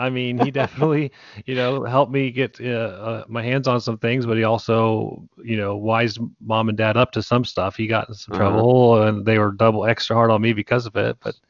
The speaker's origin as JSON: {"language": "English", "town": "Tipton", "region": "Indiana", "country": "United States", "tie": "born or raised there", "said": "I grew up in Tipton. I grew up in central Indiana, with both my parents, and they were both very conservative Christian family"}